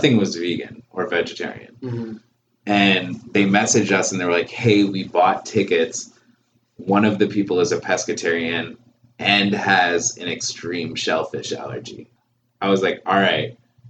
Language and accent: English; Baltimore, Maryland, United States; I'm from here. I'm like not from the Philippines